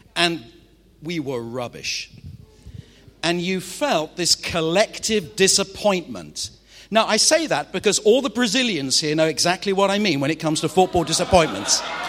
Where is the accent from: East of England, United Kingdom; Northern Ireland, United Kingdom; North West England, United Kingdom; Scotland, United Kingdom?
North West England, United Kingdom; Manchester; I'm from Manchester in the northwest of England